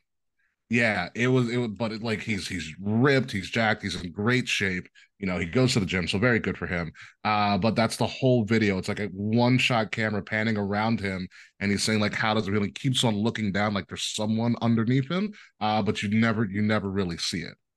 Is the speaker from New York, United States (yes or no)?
yes; Long Island, New York, United States; I'm from New York, born and raised, uh, on Long Island